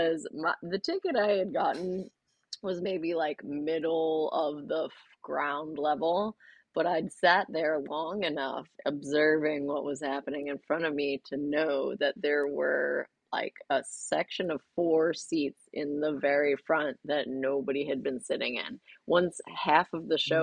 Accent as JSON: {"language": "English", "region": "Massachusetts", "country": "United States", "said": "I'm also from Massachusetts."}